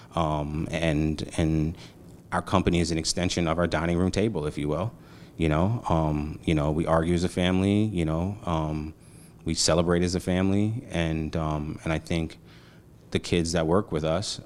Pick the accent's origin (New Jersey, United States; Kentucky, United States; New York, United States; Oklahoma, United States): New York, United States; New York City; also born or lived in Montclair / Atlanta; I'm a Brooklyn kid, five four team in Row Street, crack epidemic, Bed Stuy, you know what I mean? One, one avenue off of Gates Ave, you know, like, I'm from Brooklyn